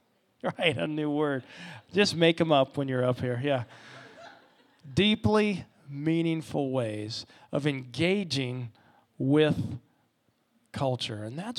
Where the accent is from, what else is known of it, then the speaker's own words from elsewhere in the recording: Ohio, United States; now in Orlando, United States; We're from Ohio. I'm a hockey player. There wasn't a lot of appeal to Orlando based on a couple things and kind of my upbringing.